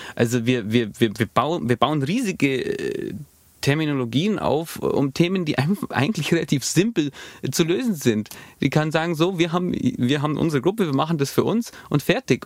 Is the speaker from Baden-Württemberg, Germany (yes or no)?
no; Allgäu, Bavaria, Germany; bei uns im Allgäu